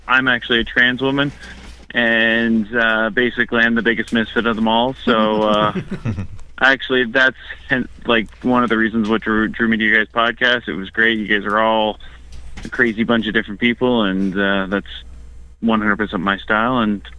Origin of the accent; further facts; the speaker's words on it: Port Hope, Ontario, Canada; I'm actually just outside, just east of Toronto. So, I'm actually from Port Hope originally.